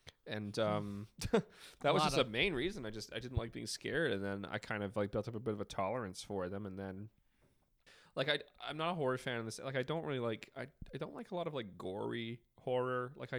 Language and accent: English; British Columbia, Canada; I'm from British Columbia.